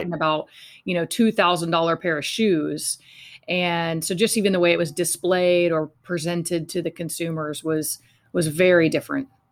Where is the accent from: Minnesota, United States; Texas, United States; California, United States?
Texas, United States; Fort Worth; I was raised in Fort Worth, Texas